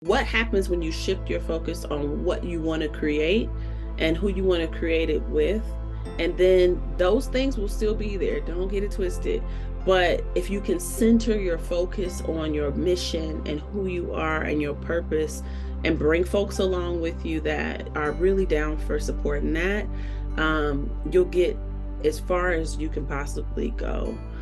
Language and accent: English; Chicago, Illinois, United States; moved away as an adult; now in Colorado, United States; I'm originally from Chicago, which I always rep